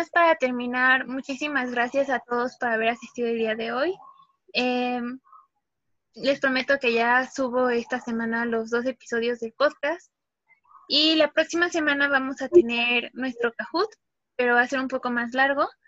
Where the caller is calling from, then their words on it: Tijuana, Baja California, Mexico; Hola, ¿qué tal? Yo soy … me conecto desde Tijuana.